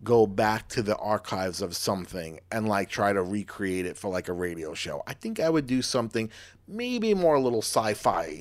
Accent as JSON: {"language": "English", "area": "Long Island", "region": "New York", "country": "United States", "tie": "born or raised there", "said": "growing up in Long Island, like, oh, this is me about a fishing hole and catching some fish with my grandpa's."}